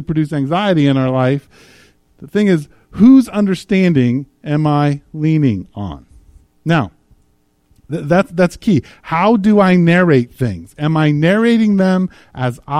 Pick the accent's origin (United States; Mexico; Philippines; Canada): United States; as Americans